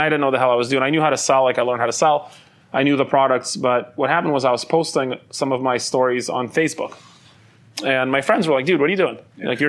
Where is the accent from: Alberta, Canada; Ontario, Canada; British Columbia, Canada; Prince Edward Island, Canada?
British Columbia, Canada; Vancouver; also born or lived in Ukraine / Soviet Union / Calgary, Canada; We came to Canada. So I grew up in Canada, and I lived most of my life in Vancouver. And then when I started the business, I moved to Calgary.